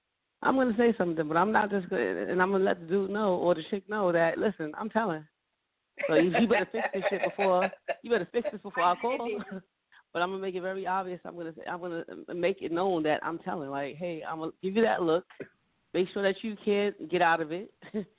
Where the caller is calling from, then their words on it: Carteret, New Jersey, United States; I'm calling from Carteret, New Jersey.